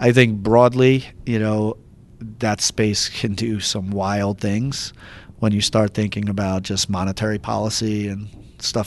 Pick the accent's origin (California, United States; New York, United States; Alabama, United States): New York, United States; now in Columbus, United States; I'm from New York, like born and raised